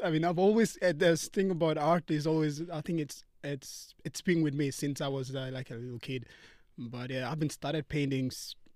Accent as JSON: {"language": "English", "town": "Port Moresby", "region": "National Capital District", "country": "Papua New Guinea", "tie": "born or raised there", "said": "our family, like uh, back home in, in, Papua New Guinea, like most of the, uh, like most of our family, like we all live together."}